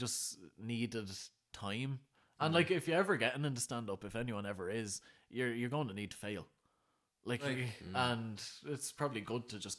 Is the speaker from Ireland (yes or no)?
yes; Ireland; You know, growing up in Ireland, anyone called Pa is old.